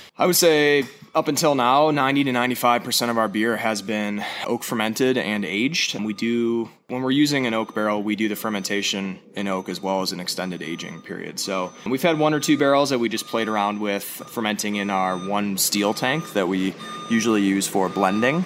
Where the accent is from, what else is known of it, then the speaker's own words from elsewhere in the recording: Madison, Wisconsin, United States; moved away as an adult; now in Boulder, United States; I was born and raised in Madison, Wisconsin